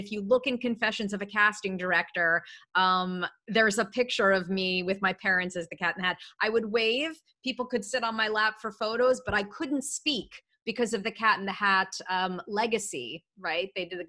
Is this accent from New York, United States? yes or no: yes; New York City, New York, United States; I grew up in New York City.